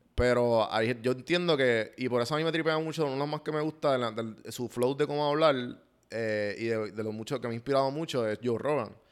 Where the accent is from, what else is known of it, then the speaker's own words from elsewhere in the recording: Puerto Rico; now in Atlanta, United States; yo quiero volver a Puerto Rico